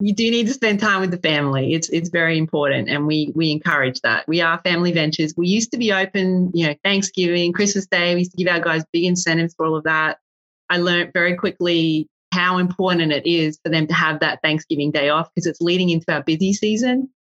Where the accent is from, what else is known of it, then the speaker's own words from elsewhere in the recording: Australia; I'm Australian